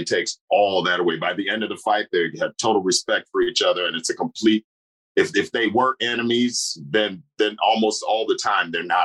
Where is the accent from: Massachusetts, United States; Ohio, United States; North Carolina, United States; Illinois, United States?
Illinois, United States; Chicago; moved away as an adult; also born or lived in New York; now in Los Angeles, United States; Right now, I'm in Chicago, my hometown, hanging out for a little while. But I'm based in L.A.